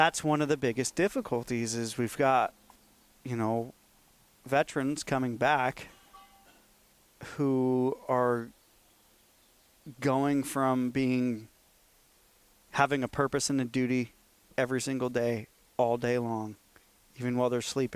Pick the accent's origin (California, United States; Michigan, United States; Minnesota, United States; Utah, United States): California, United States; Marin County; I grew up in Marin County, so it was anti-hunting